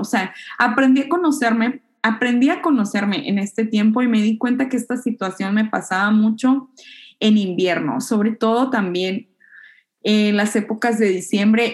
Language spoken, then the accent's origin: Spanish; Hermosillo, Sonora, Mexico; now in Japan; yo soy pues norteña, para empezar. Este, de, Hermosillo, una ciudad donde hace muchísimo calor